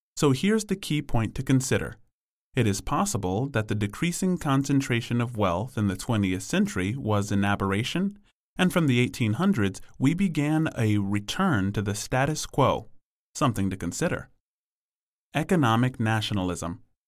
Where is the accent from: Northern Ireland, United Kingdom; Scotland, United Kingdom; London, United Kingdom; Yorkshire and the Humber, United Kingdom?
London, United Kingdom; I was born in London in the seventies, growing up in the nineteen eighties.